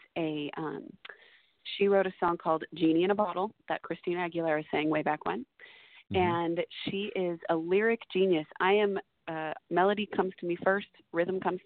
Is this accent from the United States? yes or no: yes; Seattle, Washington, United States; Seattle, because it's my hometown